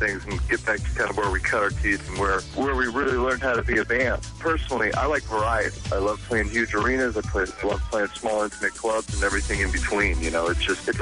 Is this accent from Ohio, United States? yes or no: yes; Youngstown, Ohio, United States; I grew up in Youngstown, Ohio, and I did the same thing and met him there